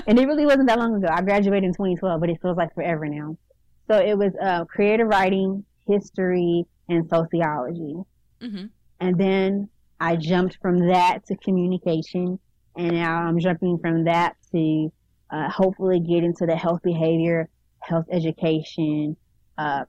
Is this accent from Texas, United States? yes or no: yes; Houston, Texas, United States; moved away as an adult; also born or lived in Arkansas; now in Little Rock, United States; I was growing up in Houston